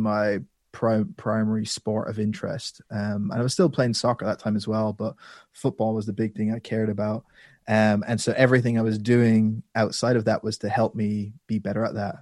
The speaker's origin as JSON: {"language": "English", "country": "Ireland", "tie": "born or raised there", "also_born_or_lived": "London"}